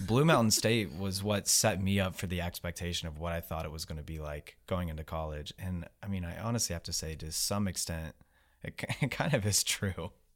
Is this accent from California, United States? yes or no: no; West Virginia, United States; I grew up in West Virginia